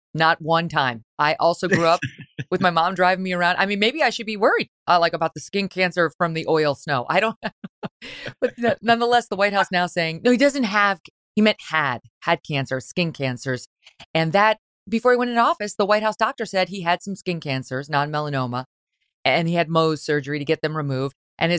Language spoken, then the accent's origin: English; Syracuse, New York, United States; I grew up in Syracuse for 10 years.